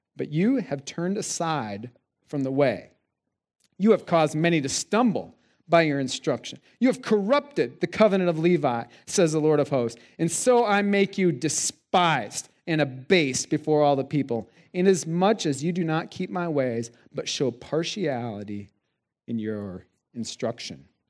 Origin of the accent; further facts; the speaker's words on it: South Dakota, United States; Steph and I grew up in South Dakota